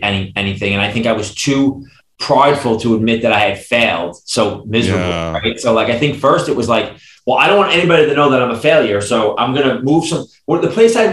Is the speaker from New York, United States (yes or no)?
yes; New York City, New York, United States; I grew up in Brooklyn, New York